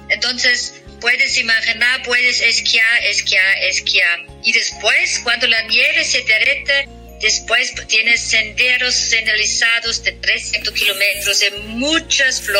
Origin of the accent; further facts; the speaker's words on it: Sankt Anton am Arlberg, Tyrol, Austria; vienes a San Anton en mi pueblo